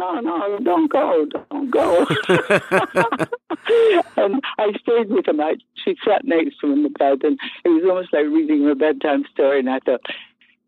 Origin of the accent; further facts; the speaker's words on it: Kilburn, London, United Kingdom; accent: Irish; also born or lived in Scotland; because I was born in Scotland, but because I lived in Kilburn, that's how I managed to get an Irish accent, because it was called County Kilburn at the time.